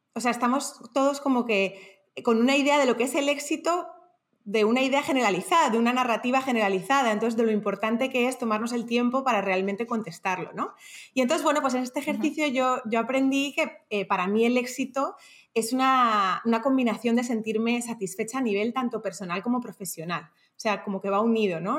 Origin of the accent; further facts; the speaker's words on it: Madrid, Community of Madrid, Spain; moved away as an adult; now in Panama; Soy española de Madrid, pero desde los 18 años vivo en, diferentes países